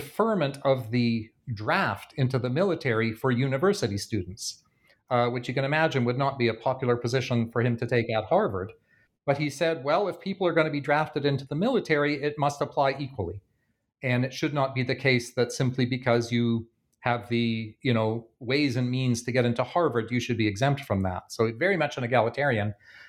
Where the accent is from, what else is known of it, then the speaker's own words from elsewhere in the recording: Canada; You'll be familiar in both the UK and in the United States and in my home country of Canada